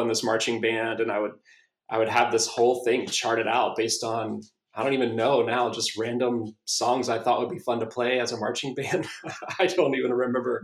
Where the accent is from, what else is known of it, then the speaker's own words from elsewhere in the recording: South Carolina, United States; now in Austin, United States; I grew up in South Carolina, and we used to go to Clemson football games